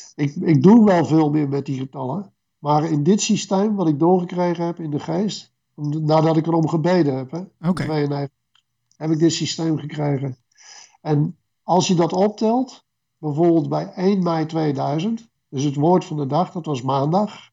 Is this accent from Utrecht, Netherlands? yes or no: yes; Renswoude, Utrecht, Netherlands; in Renswoude, waar ik opgroeide